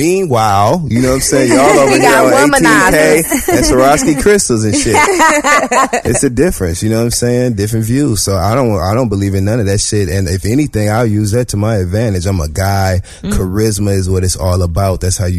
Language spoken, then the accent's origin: English; Michigan, United States; now in New York City, United States; I'm from Michigan.